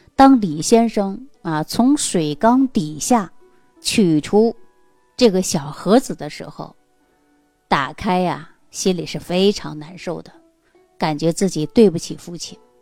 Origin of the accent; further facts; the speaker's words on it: Northeast China, China; 因为在我们东北老家这个地方，很多农村地区呀，还没能普及到家家户户有自来水